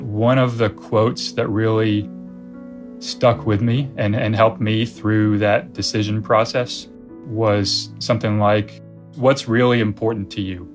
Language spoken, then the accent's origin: English; United States; moved away as an adult; also born or lived in China; I'm American